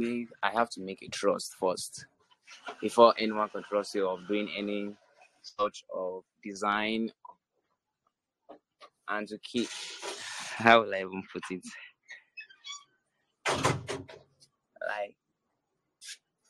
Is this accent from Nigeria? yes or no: yes; Nigeria; I'm from Africa. That is Nigeria.